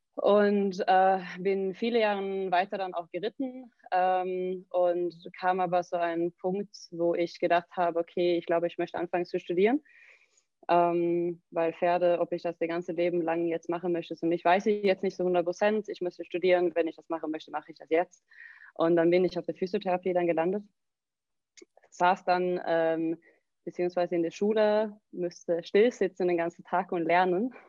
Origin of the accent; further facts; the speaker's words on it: southern Sweden, Sweden; German is a second language; also born or lived in Germany; now in Recklinghausen, Germany; ich komme aus Südschweden. Ähm, meine Eltern wohnen in der Nähe von äh, Malmö. Also wirklich ganz Südschweden.